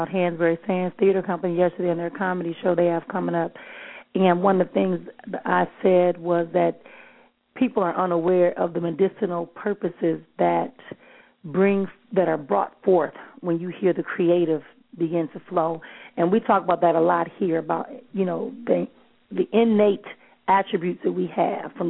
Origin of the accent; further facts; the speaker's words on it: Milwaukee, Wisconsin, United States; I'm from Milwaukee